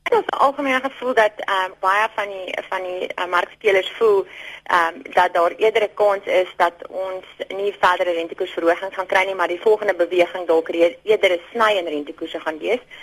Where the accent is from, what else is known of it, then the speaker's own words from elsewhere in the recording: South Africa; ons as as Suid-Afrikaners